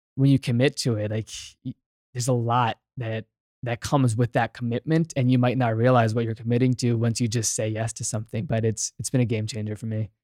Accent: Virginia, United States; I'm born and raised in Virginia, grew up in a small town

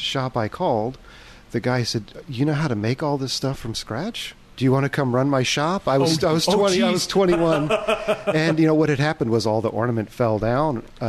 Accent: Washington, District of Columbia, United States; now in Tacoma, United States; I grew up right outside Washington, D.C.

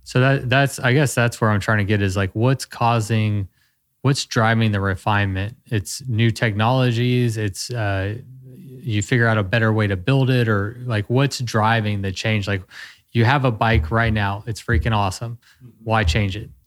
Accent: Texas, United States; I'm a Texan

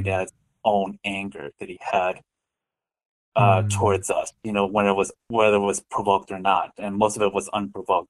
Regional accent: Westmont, Illinois, United States; also born or lived in Lisle, Illinois / Korea / Chicago; I grew up in the Chicagoland area. I I was born in a town, uh, Lisle, Illinois, which is like about 40 minutes west of Chicago, and I lived in Westmont starting at five years old and into my adult years

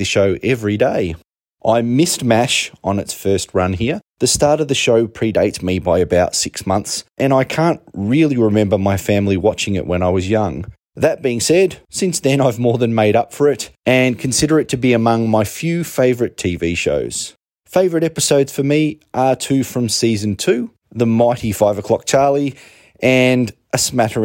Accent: Canberra, Australian Capital Territory, Australia; I'm from Canberra, Australia

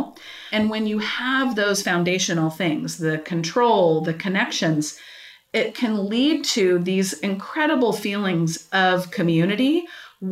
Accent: Kansas City, United States; I'm from Kansas City, grew up around here

